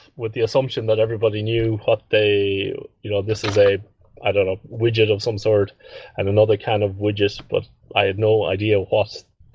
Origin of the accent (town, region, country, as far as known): Ireland; moved away